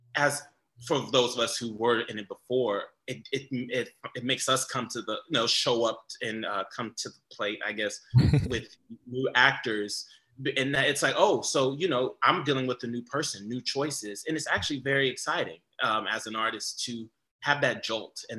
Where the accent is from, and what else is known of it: United States; moved away